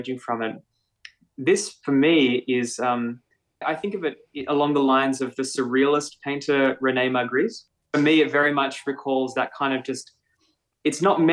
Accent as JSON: {"language": "English", "town": "Melbourne", "region": "Victoria", "country": "Australia", "tie": "born or raised there", "said": "I grew up in Melbourne in North Fitzroy, so north of where we do our residency in Fitzroy proper."}